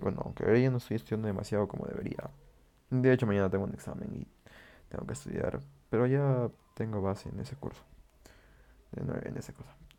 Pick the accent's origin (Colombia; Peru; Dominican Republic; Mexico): Peru; yo vivo en Perú y pues en mi país estamos